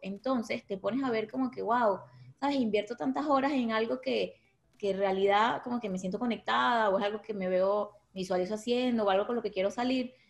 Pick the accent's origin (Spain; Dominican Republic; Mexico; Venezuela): Venezuela; moved away as an adult; also born or lived in Lechería; now in Miami, United States; somos venezolanos